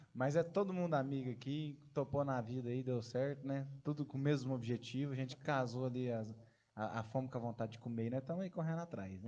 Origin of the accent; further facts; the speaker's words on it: São Sebastião do Paraíso, Minas Gerais, Brazil; E nós somos do interior de Minas Gerais, né? Próximo da cidade do nosso parceiro aí, Ribeirão Preto. Mas São Sebastião do Paraíso